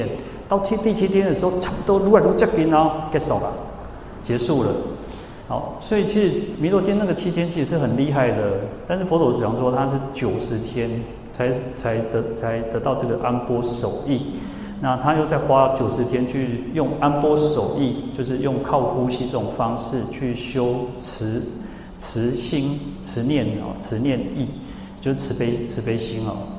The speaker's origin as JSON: {"language": "Chinese", "region": "Changhua County", "country": "Taiwan", "said": "我我是彰化人嘛，然后我就跟他讲说，你要找家，你要找家，就是你要找谁了哈？彰化就是这个口音哦。"}